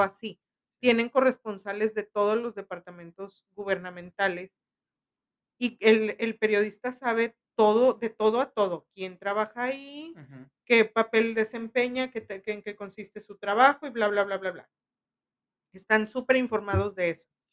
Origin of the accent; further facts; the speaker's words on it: Linares, Nuevo León, Mexico; de mi pueblo